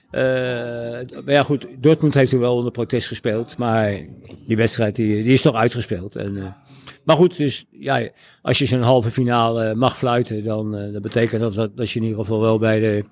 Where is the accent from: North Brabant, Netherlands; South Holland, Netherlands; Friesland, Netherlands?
South Holland, Netherlands; The Hague; moved away as an adult; now in Laren, Netherlands; als geboren Hagenaar en getogen Hagenaar